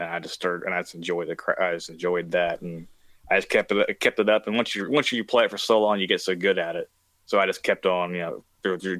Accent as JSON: {"language": "English", "region": "West Virginia", "country": "United States", "tie": "born or raised there", "said": "I am from West Virginia."}